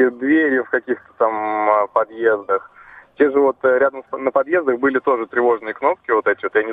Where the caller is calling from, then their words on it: Moscow, Russia; Э, здравствуйте, я из Москвы.